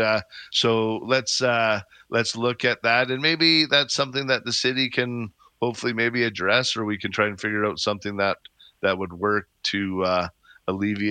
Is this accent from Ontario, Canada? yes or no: no; Calgary, Alberta, Canada; I grew up in Bowness. I know it well